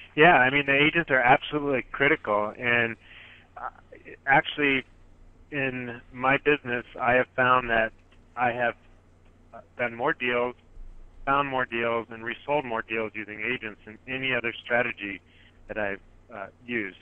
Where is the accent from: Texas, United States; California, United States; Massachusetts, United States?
California, United States; Silicon Valley, Northern; I am from Silicon Valley down here in Northern California. And like a lot of investors here in the Bay Area, where I'm from